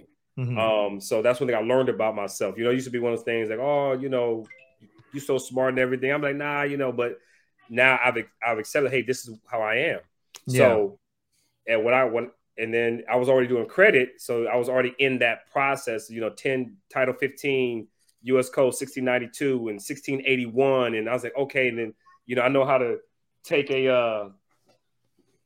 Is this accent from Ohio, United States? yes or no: yes; Ohio, United States; now in Atlanta, United States; I'm originally from Ohio